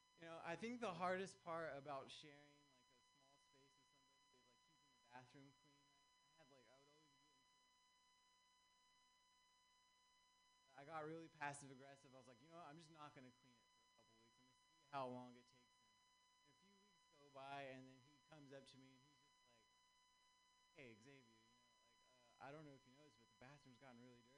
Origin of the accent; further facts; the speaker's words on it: Southern California, United States; now in San Francisco Bay Area, United States; I'm actually from Southern California